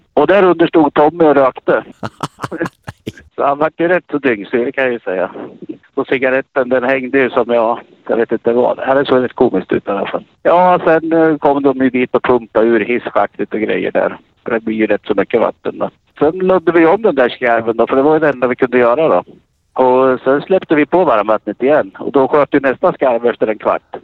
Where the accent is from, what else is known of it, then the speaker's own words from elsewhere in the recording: Katrineholm, Södermanland, Sweden; jag är från Katrineholm